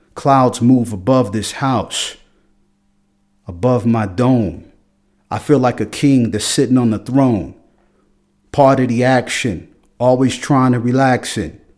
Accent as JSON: {"language": "English", "town": "Philadelphia", "region": "Pennsylvania", "country": "United States", "tie": "born or raised there", "moved": "as an adult", "lives_now": "Freiburg, Germany", "said": "I grew up in Philadelphia"}